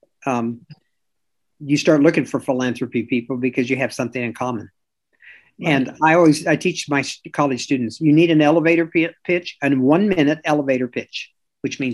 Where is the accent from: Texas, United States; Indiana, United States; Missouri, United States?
Missouri, United States; Kansas City; moved away; Kansas City, and that's my hometown.